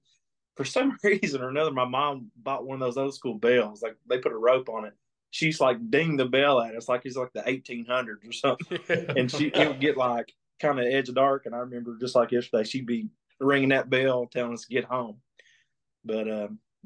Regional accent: Clay County, Southeast Kentucky, United States; I grew up down there around Clay County, Southeast Kentucky.

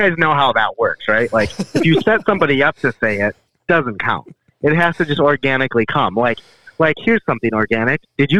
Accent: Minnesota, United States; we're from Minnesota.

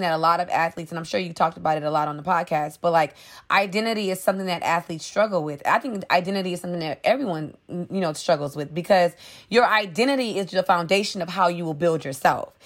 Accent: New Orleans, Louisiana, United States; moved away; I'm originally from New Orleans, Louisiana. So, Hurricane Katrina hit when I was ten. We lost everything

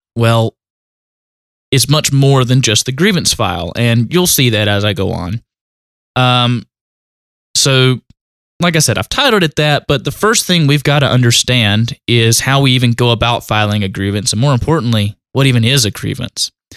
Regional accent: North Carolina, United States; accent: country; also born or lived in Asheboro, North Carolina; my country accent

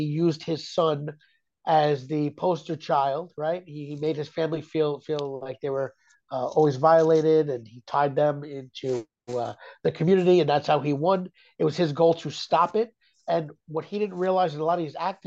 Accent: New York City, New York, United States; So growing up here, we had the Latin Kings, the Bloods, and the Crips

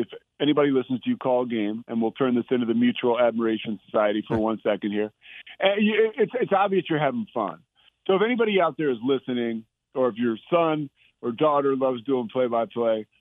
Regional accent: outside of Philadelphia, Pennsylvania, United States; now in Waco, United States; growing up outside of Philadelphia

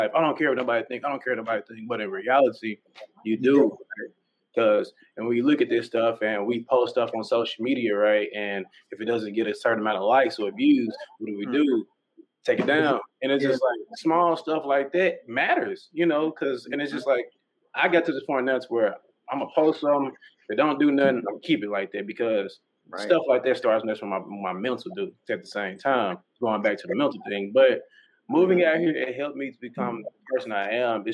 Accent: North Little Rock, Arkansas, United States; we from Arkansas. There ain't too much down there. I'm from North Little Rock

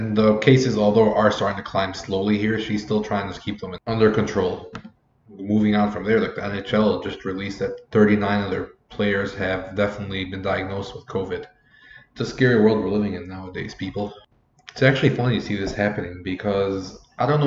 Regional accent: Lebanon; I grew up in Lebanon

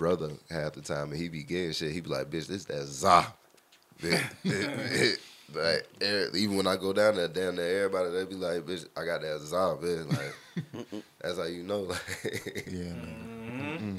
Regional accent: St. Petersburg, Florida, United States; I grew up in Florida

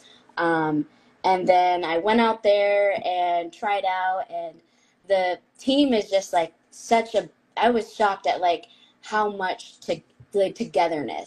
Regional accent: San Diego, California, United States; I was raised in San Diego

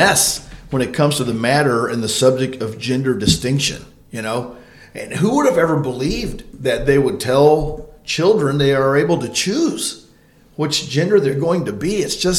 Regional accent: Granite City, Illinois, United States; moved away as an adult; also born or lived in Export, Pennsylvania / Oklahoma City, Oklahoma; now in West Plains, United States; So I was born in Illinois in a pastor's home and grew up there in Granite City, Illinois.

